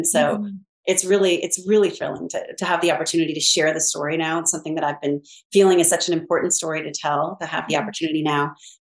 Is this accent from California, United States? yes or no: yes; Pasadena, California, United States; I grew up in Pasadena, California